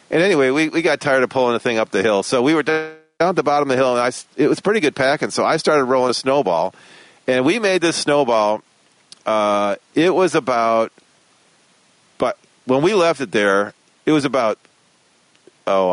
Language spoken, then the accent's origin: English; Westland, Michigan, United States; where I grew up in Westland